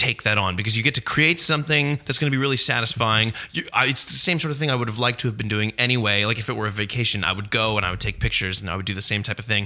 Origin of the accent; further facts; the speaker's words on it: Aurora, Ontario, Canada; growing up in Aurora, we didn't have a movie theater